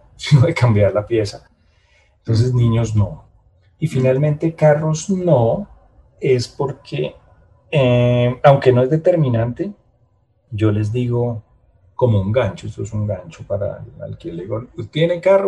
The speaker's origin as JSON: {"language": "Spanish", "region": "Bogotá", "country": "Colombia", "said": "yo soy bogotano"}